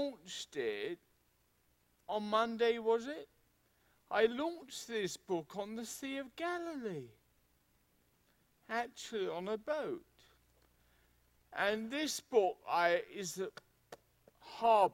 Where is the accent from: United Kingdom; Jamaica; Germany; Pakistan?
United Kingdom; England; being English, it means I'm from a cold and wet country.